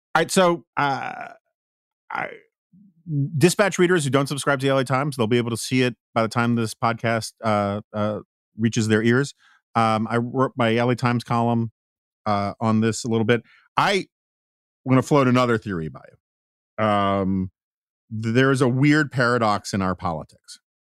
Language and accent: English; New York, United States; as a New Yorker